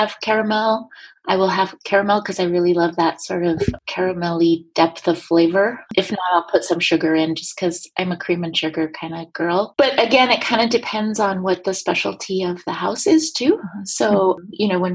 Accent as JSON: {"language": "English", "country": "United States", "moved": "as an adult", "lives_now": "Prague, Czech Republic", "said": "as an American"}